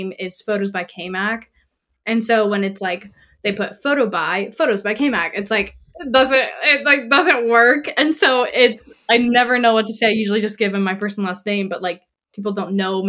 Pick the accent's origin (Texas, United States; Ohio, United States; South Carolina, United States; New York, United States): South Carolina, United States; Greenville; now in Virginia Beach, United States; I'm from Greenville, South Carolina, so born and raised in the Southeast.